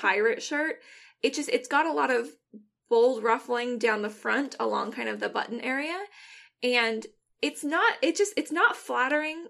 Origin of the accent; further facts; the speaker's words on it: Washington, United States; first language English; I'm from Washington, so, like, I grew up, I had to pump my own gas